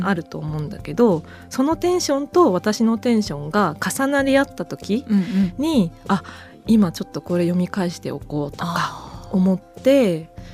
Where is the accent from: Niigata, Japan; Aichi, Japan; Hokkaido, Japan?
Niigata, Japan; Echigo Plain; 私も越後平野で生まれ育ったんです。